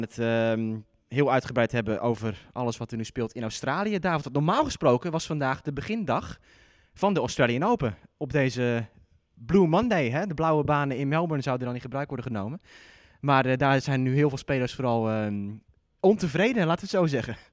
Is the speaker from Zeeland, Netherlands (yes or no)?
yes; Zeeland, Netherlands; moved away; mijn eigenlijke tennisclub, die, eh, waar ik ben opgegroeid, ligt in Zeeland